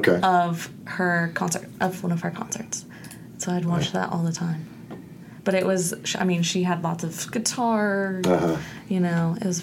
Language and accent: English; Florida, United States; I'm from Florida.